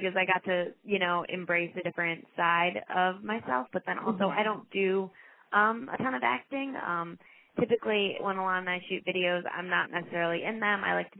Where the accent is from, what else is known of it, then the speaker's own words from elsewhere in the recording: New York City, New York, United States; So do you mean like the biggest thing that like I didn't get to experience as a New Yorker?